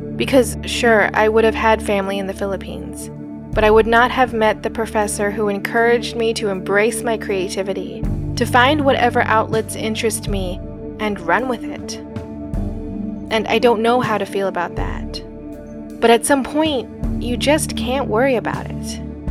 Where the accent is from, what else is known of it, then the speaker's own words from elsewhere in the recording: United States; growing up in the States, I was the odd one out